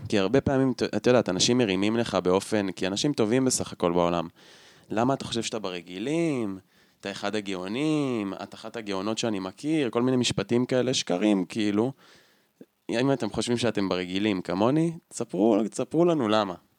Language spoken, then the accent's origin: Hebrew; Tel Aviv area, Central Israel, Israel; moved away as an adult; now in Hula Valley, Israel; לא גדלתי בתל אביב, אבל גדלתי באזור